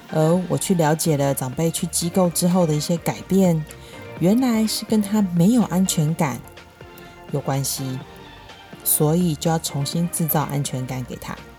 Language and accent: Chinese; Taiwan; 我们台湾人